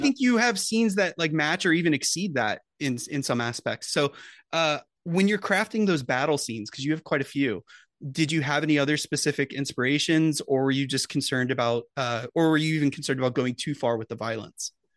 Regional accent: United States; as an American viewer

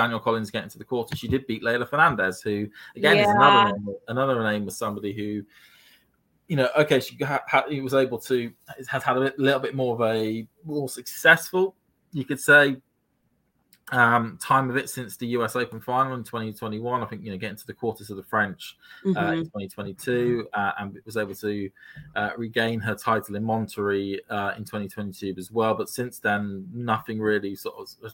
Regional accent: United Kingdom; me as a Brit

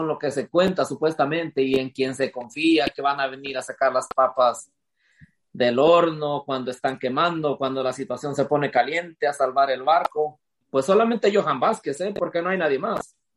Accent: Mexico; Así, somos los mexicanos.

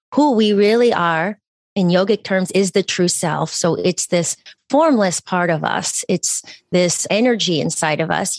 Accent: East Coast, United States; I'm from the East Coast, and I, you know, I had family there.

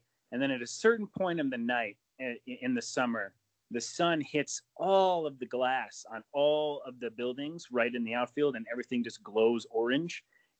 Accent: Rochester, New York, United States; I'm originally from Rochester, New York

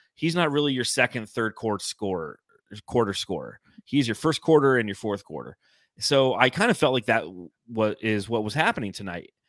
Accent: Los Angeles, California, United States; as a young child growing up in Los Angeles, you had the L A Kings

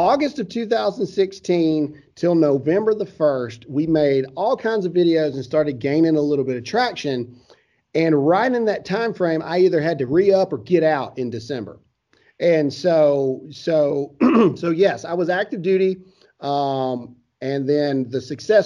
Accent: Caledonia, Mississippi, United States; Everybody from my hometown is super pumped because nobody knows what Caledonia, Mississippi is.

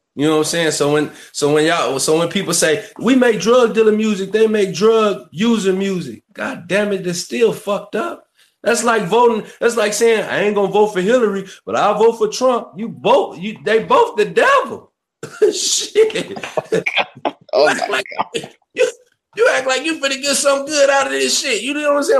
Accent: Kankakee, Illinois, United States; I'm from Kankakee, Illinois. Born and raised there

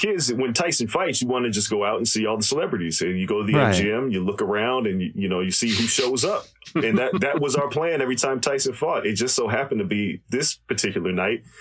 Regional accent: Las Vegas, Nevada, United States; also born or lived in New York; I was born in New York, but I moved to Vegas when I was about 8 or 9

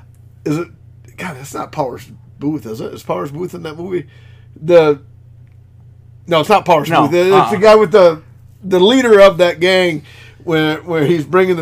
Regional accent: United States; hey, I'm an American.

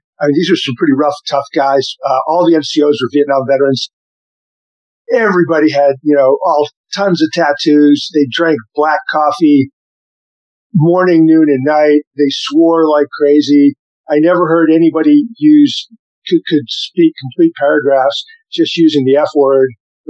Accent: Holbrook, Massachusetts, United States; So I grew up in Holbrook, Massachusetts, near Boston, and born in 1956.

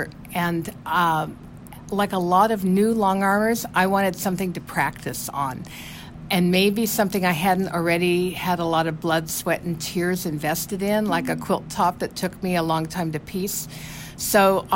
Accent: Nebraska, United States; I grew up in Nebraska, and then I married a Nebraska farmer and raised a little group of kids there in Nebraska on the farm

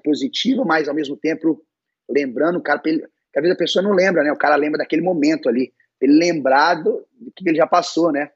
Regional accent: Belo Horizonte, Minas Gerais, Brazil; now in Irvine, United States; eu sou mineiro, não, não cresci na praia

